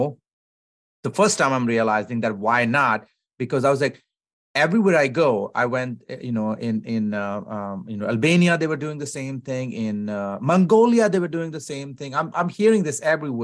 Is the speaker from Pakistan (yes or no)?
yes; Lahore, Punjab, Pakistan; first language Punjabi; English is a second language; also born or lived in Greece; now in United States; we are Punjabi. I'm from Lahore, Punjab. Mm-hmm. So that's our mother tongue too